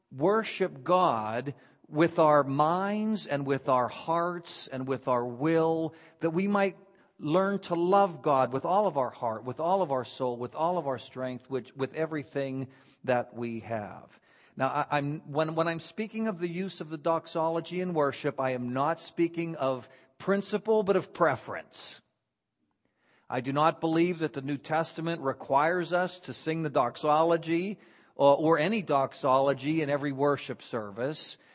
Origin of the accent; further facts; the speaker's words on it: Beaver Falls, Pennsylvania, United States; also born or lived in Philadelphia / Washington, D.C. / Southern California / Florida; now in Vero Beach, United States; I grew up in Beaver Falls, Pennsylvania